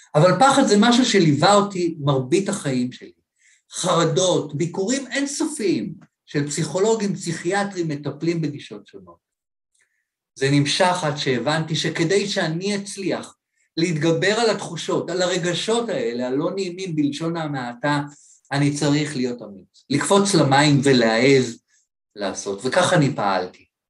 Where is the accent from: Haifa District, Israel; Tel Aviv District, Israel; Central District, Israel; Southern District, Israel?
Tel Aviv District, Israel; Ramat Gan; לשדרה שהייתי גר שם ברחוב ברמת גן